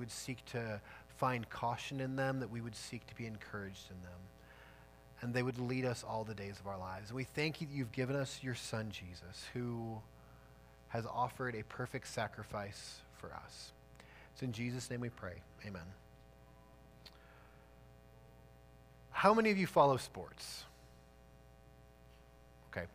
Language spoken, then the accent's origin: English; outside Chicago, Illinois, United States; I grew up outside Chicago